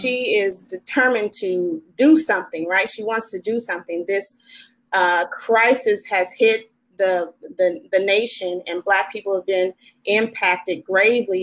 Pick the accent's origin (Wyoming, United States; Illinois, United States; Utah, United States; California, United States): Illinois, United States; Chicago; moved away as an adult; also born or lived in Nashville, Tennessee; now in Sacramento, United States; I am originally from Chicago, Chi Town